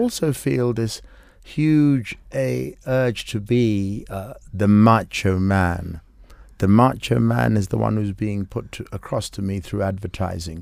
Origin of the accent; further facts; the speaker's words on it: Kenya; we are Africans, because we're Kenyan